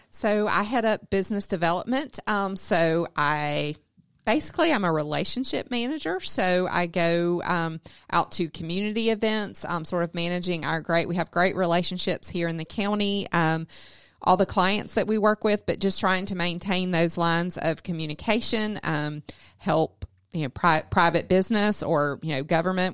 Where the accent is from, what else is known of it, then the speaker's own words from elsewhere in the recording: South Georgia, United States; I come from South Georgia, if you couldn't tell by my accent